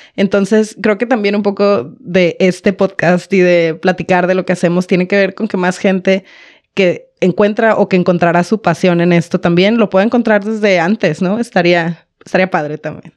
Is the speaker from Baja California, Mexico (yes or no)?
yes; Baja California, Mexico; moved away as an adult; now in Monterrey, Mexico; Yo soy de otra ciudad, no soy de aquí, soy de Baja California